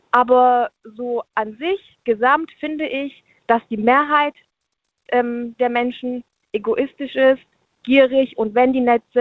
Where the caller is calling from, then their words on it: Munich, Bavaria, Germany; Also ich bin, ich bin aus München und ich habe jetzt ein bisschen mitgehört